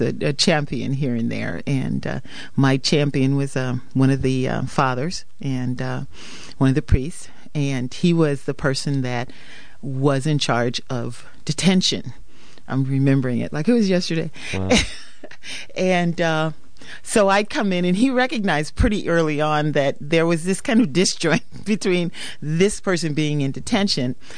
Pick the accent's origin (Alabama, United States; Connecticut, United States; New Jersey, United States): Connecticut, United States; Hartford; also born or lived in Wiesbaden, Germany; I grew up primarily in Hartford, Connecticut